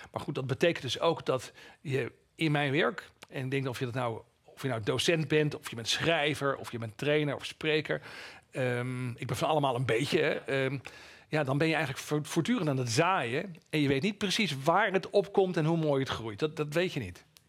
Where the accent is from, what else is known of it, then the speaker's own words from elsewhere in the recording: East Groningen, Netherlands; moved away; Ik kom uit Oost-Groningen van oorsprong